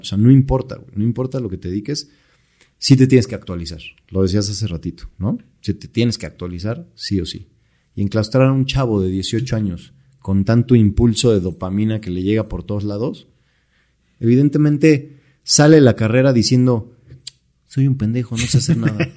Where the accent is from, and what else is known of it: Mexico